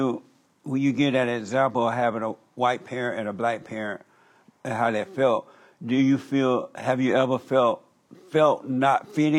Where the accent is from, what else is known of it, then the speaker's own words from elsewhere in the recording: Alabama, United States; I grew up in Alabama on a plantation.